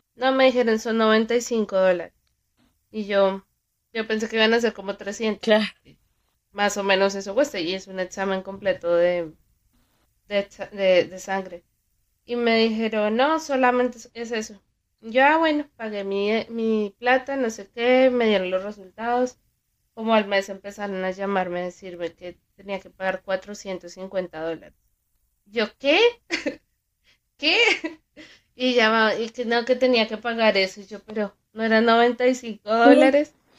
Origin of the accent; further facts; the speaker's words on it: Colombia; nosotros como colombianos